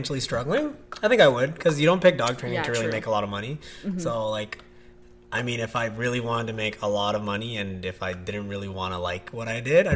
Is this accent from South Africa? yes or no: no; Toronto, Ontario, Canada; I grew up in Scarborough.